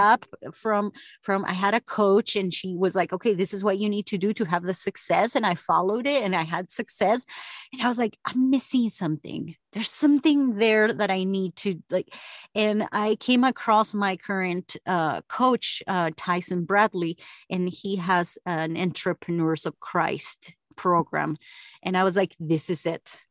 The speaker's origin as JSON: {"language": "English", "country": "Argentina", "moved": "yes", "lives_now": "United States", "said": "I was the first of s, s, eight kids to graduate here in the U S because I'm from Argentina"}